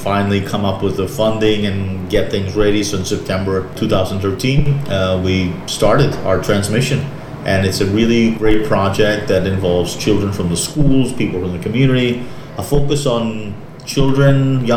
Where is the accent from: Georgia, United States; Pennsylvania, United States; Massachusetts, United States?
Massachusetts, United States; Boston; moved away as an adult; now in Vieques, Puerto Rico; I am originally from Boston.